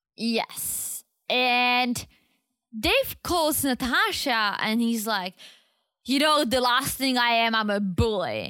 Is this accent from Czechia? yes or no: yes; Czechia; moved away; I was a teenager in Czech